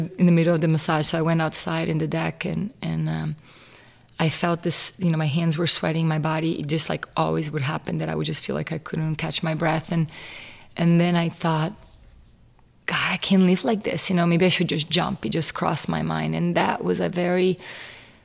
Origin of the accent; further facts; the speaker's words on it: Rio Grande do Sul, Brazil; I was raised in Brazil in a Catholic family